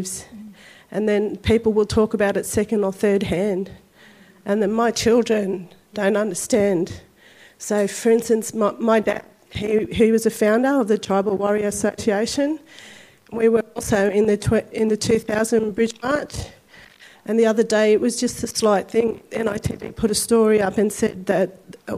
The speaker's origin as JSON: {"language": "English", "town": "Sydney", "region": "New South Wales", "country": "Australia", "said": "I come from La Perouse, which is right on the shores of Botany Bay"}